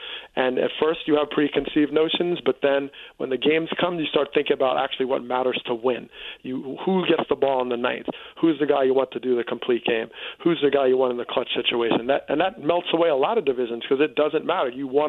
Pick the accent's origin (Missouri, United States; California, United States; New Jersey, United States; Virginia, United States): New Jersey, United States; Teaneck; I grew up in Teaneck, New Jersey, which voluntarily desegregated in the 60s.